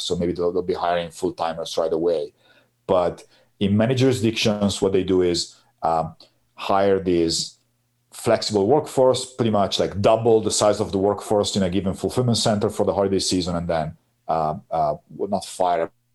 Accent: Piacenza, Emilia-Romagna, Italy; my hometown in Piacenza

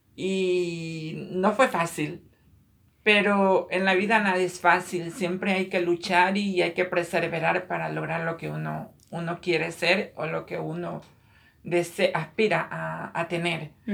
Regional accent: Ecuador; moved away as an adult; now in Queens, New York, United States; nací en, Ecuador, Sudamérica. Emigré a este país hace aproximadamente 20 años.

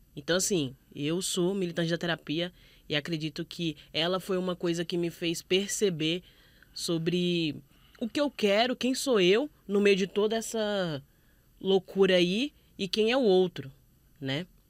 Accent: Brazil; a gente como brasileiro

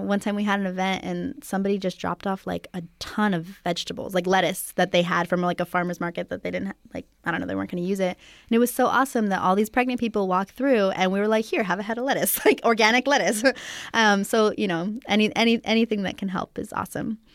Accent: Santa Cruz Mountains, California, United States; I actually was raised here in California in the Santa Cruz Mountains.

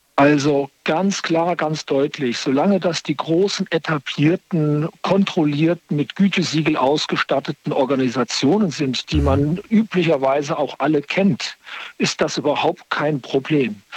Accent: Wiesbaden / Limburg area, Hesse, Germany; now in Bonn, Germany; komme aber eher aus dem Raum in Wiesbaden, äh, Limburg. Das ist irgendwie so meine Heimat

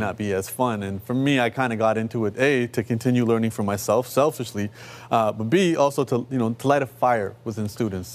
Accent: Toronto, Ontario, Canada; I come from Rexdale, uh, you know, which is one of our urban neighborhoods

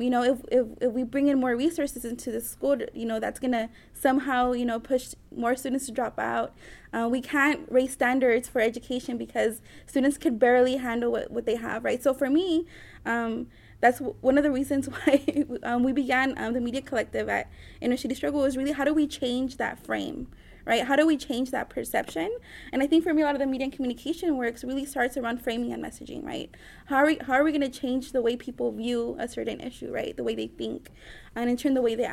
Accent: Los Angeles, California, United States; I'm proud to be from East LA, just because I feel it's shaped a lot of who I am and the way I see the world.

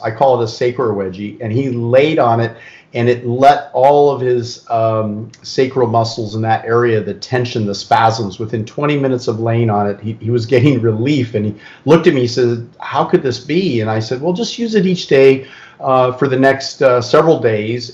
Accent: California, United States; I'm really born and raised in California

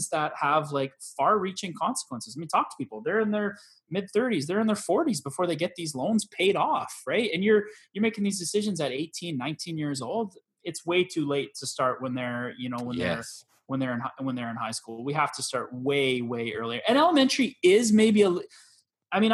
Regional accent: Canada

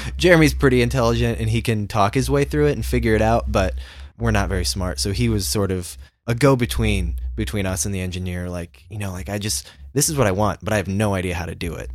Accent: Indiana, United States; we're from Indiana.

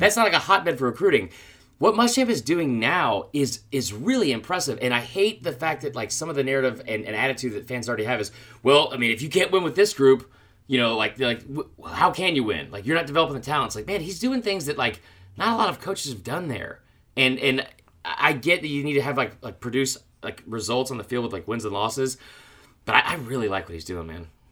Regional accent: Atlanta, Georgia, United States; my, my hometown team

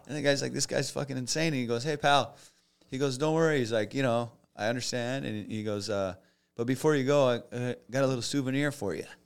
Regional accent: United States; also born or lived in Los Angeles; I'm from the States

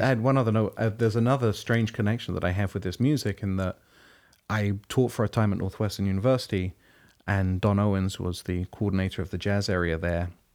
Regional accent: London, United Kingdom; moved away as an adult; now in United States; Growing up in London and being there and going to school there

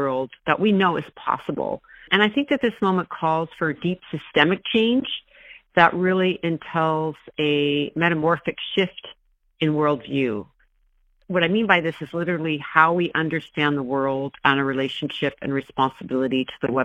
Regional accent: Mendocino, California, United States; I grew up in Mendocino

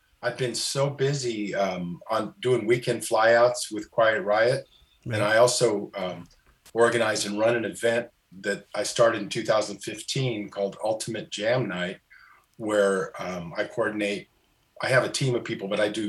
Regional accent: California, United States; I'm from California

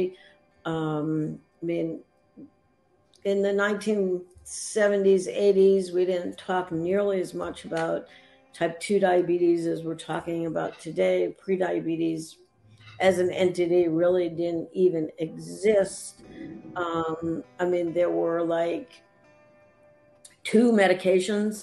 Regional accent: Boston, Massachusetts, United States; moved away as an adult; also born or lived in Vermont / Atlanta; now in Asheville, United States; I was brought up, born and raised in the Boston area, Boston suburbs

